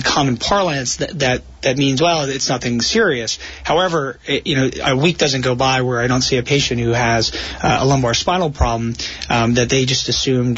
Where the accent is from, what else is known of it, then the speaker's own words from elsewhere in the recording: Rhode Island, United States; moved away as an adult; also born or lived in New York City / San Francisco; now in New Jersey, United States; I grew up in Rhode Island and subsequently went to medical school at Brown University in Rhode Island